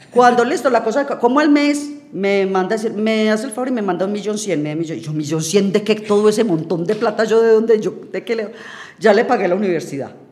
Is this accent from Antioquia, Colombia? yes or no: yes; Urrao, Antioquia, Colombia; now in San Antonio de Prado, Colombia; Yo soy de Urrao, Antioquia